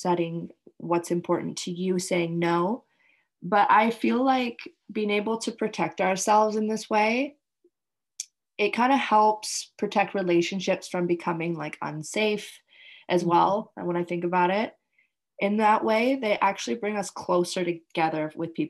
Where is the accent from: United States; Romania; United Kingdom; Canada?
Canada; now in Indonesia